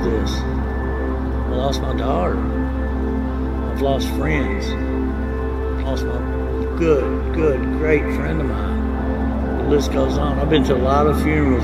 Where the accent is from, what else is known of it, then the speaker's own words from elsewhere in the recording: Lexington, Kentucky, United States; now in Versailles, United States; I grew up in Lexington, Kentucky, a little place called Irishtown.